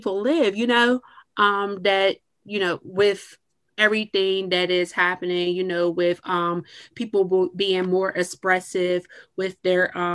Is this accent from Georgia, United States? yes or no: no; Clarendon, Pennsylvania, United States; now in Pittsburgh, United States; I am from a small metropolis outside of Pittsburgh. It's called Clarendon, Pennsylvania